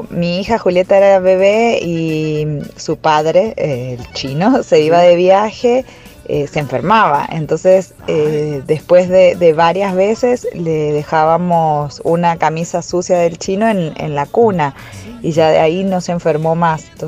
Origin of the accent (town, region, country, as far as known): Argentina; now in El Salvador